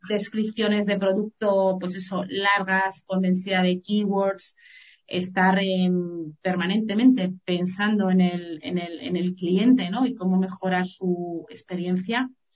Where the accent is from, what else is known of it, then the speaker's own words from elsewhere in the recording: Madrid, Community of Madrid, Spain; also born or lived in Málaga; Yo ya me volví de Málaga, volví a Madrid, que yo soy madrileña